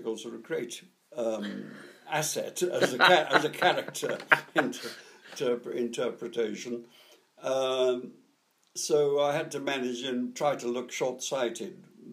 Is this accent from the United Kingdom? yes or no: yes; Middlesbrough, North East England, United Kingdom; I was born in Middlesbrough, up in northeast Yorkshire, which, of course, is very heavily industrial